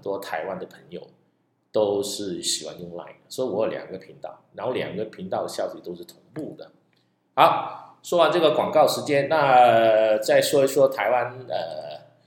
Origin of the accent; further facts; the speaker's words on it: Malaysia; 在马来西亚，我们福建人就叫做 拜， 拜天公